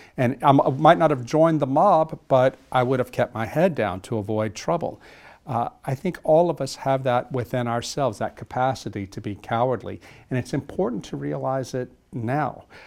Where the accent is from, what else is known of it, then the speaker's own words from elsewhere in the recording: South Louisiana, United States; moved away as an adult; I'm from the deep south, uh, South Louisiana, a small town. And when, I was born in nineteen sixty-seven